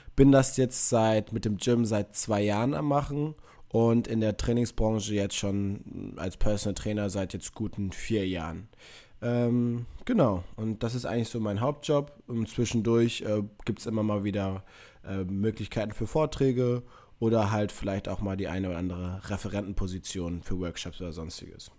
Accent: Münster, North Rhine-Westphalia, Germany; ich komme aus Münster, also ein paar Kilometer weiter weg als München

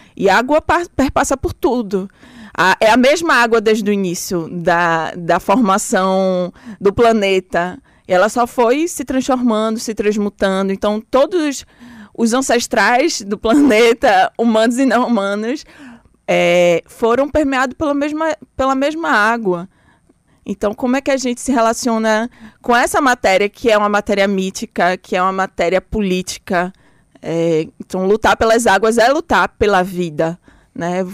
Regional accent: Recife, Pernambuco, Brazil; also born or lived in Bahia (birth) / Salvador, Brazil; nasci, fui morar logo em Pernambuco

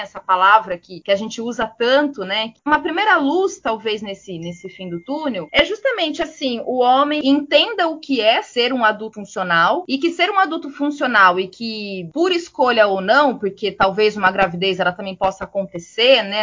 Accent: Piracicaba, São Paulo, Brazil; sou natural de Piracicaba, interior de São Paulo

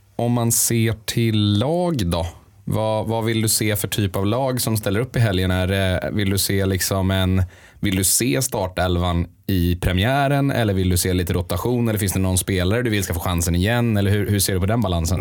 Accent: Sweden; Vi är ju ändå svenskar

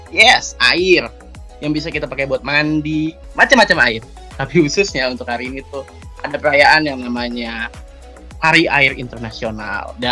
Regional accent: Bekasi, West Java, Indonesia; yang dimana dari kecil sudah dibesarkan di Manchester samping Bekasi yang tentu saja kotanya sangat indah.

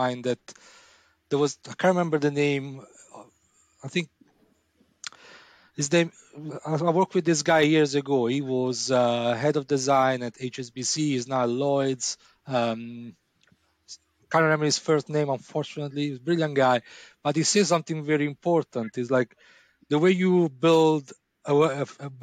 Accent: Italy; moved away; I'm from Italy

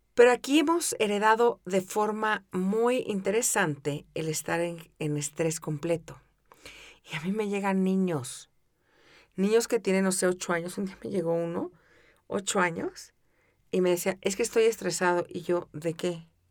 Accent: Mexico City, Mexico; crecí en la Ciudad de México

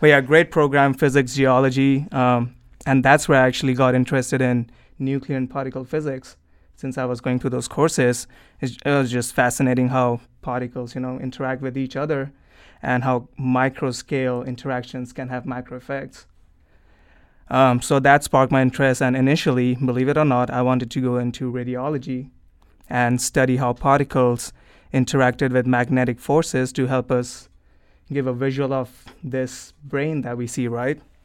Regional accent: New Delhi, Delhi, India; moved away; originally I'm from New Delhi, India.

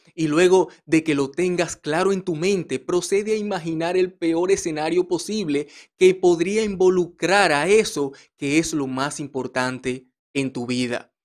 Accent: Dominican Republic; en mi país, República Dominicana

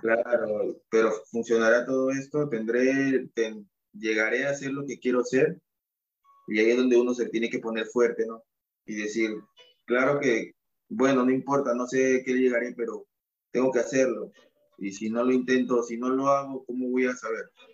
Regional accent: Callao, Peru; also born or lived in Huánuco / Sullana; yo nací en Huánuco, ah. mi mamá es de Huánuco yo nací ahí, pero me crié acá en el, en el Callao.

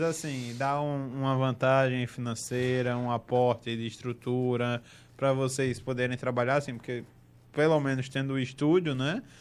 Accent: Northeast Region, Brazil; accent: sotaque puxado; era um menininho do, do, do Nordeste

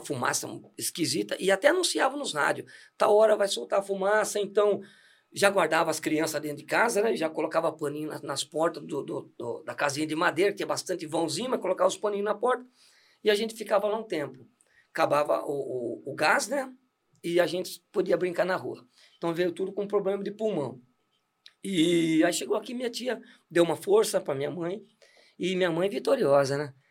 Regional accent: Santos, São Paulo, Brazil; moved away; nasci em Santos e viemos para cá porque meu pai faleceu muito cedo

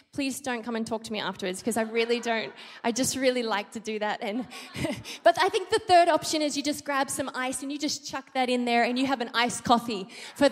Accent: Australia; moved away as an adult; now in Philippines; I'm Australian, I'm not American

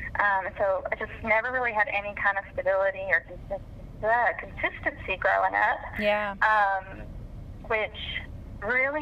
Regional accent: Norfolk, Virginia, United States; I was born in Norfolk, Virginia

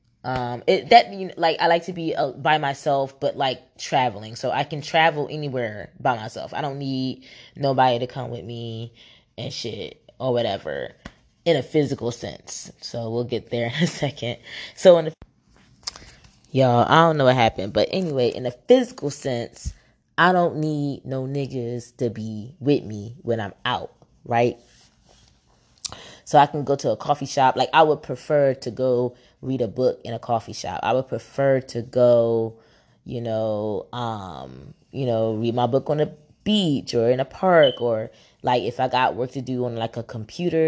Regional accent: Camden, New Jersey, United States; also born or lived in Philadelphia, Pennsylvania; now in Atlanta, United States; I'm located in Atlanta, Georgia right now, but I come from Jersey, is where I was born and raised in Camden.

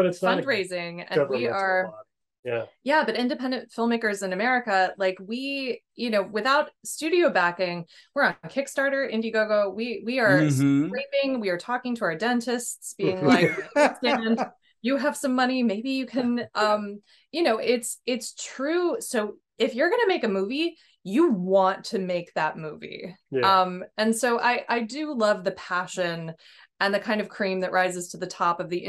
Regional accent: United States; as American filmmakers, we independent American filmmakers

